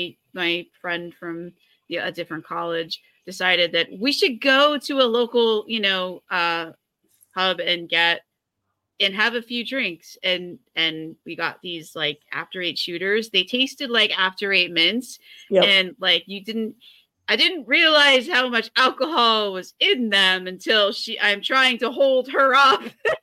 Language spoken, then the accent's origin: English; Hudson Valley, New York, United States; now in Long Island, United States; I grew up in the Hudson Valley